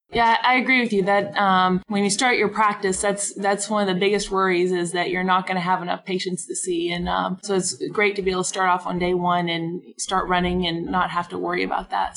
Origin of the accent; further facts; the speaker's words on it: Arkansas, United States; now in Oklahoma, United States; I'm originally from Arkansas